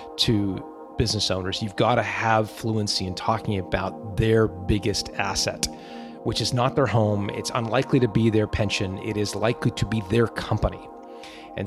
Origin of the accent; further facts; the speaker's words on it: Canada; accent: Canadian; moved away; also born or lived in Manuden, England; I was born in a little village called Manudin.